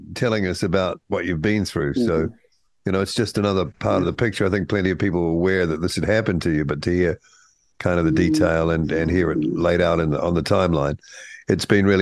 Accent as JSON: {"language": "English", "country": "New Zealand", "said": "as a Kiwi"}